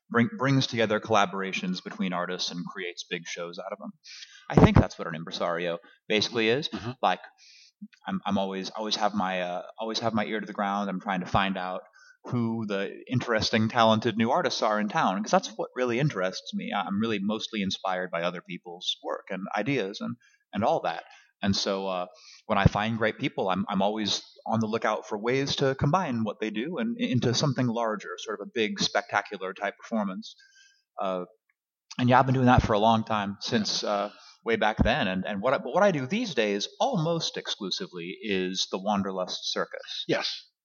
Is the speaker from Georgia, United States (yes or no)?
no; Los Angeles, California, United States; also born or lived in Kansas City, Missouri; I was born in Los Angeles. Yes. In 1974 at uh, Hollywood Presbyterian Hospital.